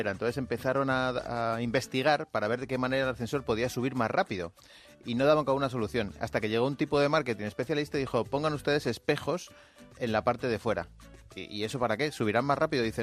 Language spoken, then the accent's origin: Spanish; Ávila, Castile and León, Spain; que somos de Ávila y de Castilla la Vieja, como tú, pues estamos acostumbrados a, ese tiempo gélido, ¿verdad?